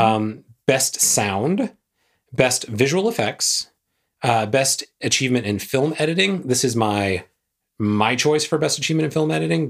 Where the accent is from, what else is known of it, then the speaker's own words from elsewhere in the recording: the South, United States; I grew up in the South